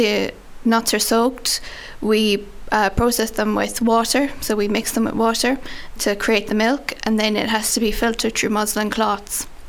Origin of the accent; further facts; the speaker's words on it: Ardagh, Munster, Ireland; I'm from Arda